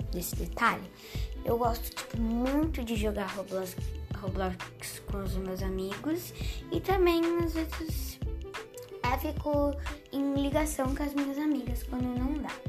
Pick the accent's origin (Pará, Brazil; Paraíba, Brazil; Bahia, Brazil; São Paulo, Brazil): São Paulo, Brazil; Santos; Faço aniversário dia 29 de dezembro de 2009. Tenho 10 anos. E sou de Santos.